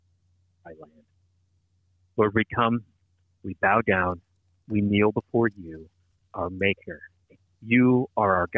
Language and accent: English; St. Louis, Missouri, United States; now in Los Angeles area, United States; Born and raised in St. Louis